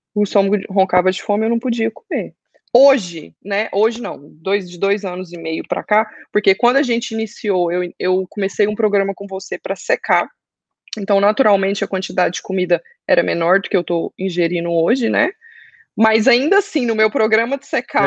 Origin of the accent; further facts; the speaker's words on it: Goiânia, Goiás, Brazil; now in Orlando, United States; Estou morando em Orlando, sou de Goiânia.